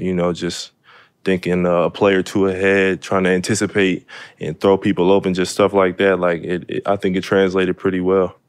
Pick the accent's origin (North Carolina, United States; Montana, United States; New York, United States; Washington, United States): Washington, United States; Seattle; Really grew up, you know, in, my house is in the middle of the city. So just playing football in the city, playing basketball in the city, growing up in the city.